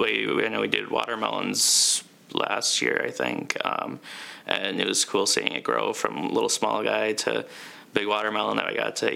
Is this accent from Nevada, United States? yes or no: no; Mankato, Minnesota, United States; Yep, we're all from Mankato.